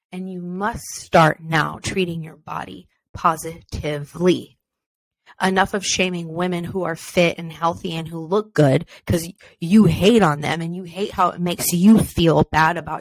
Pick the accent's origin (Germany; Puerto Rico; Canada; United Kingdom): Canada; Beloeil, Quebec; I'm French Canadian for any French Canadians listening out there, born and raised in Belleuil, Quebec, Canada.